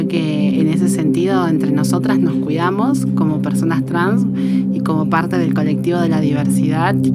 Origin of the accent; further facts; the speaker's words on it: Argentina; soy de Barrio Primera Junta y me dedico a empleada doméstica.